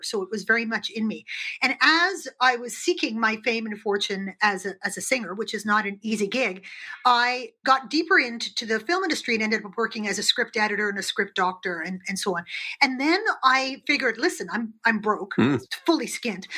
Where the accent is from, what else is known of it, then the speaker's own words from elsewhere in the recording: Canada; also born or lived in United Kingdom; I'm Canadian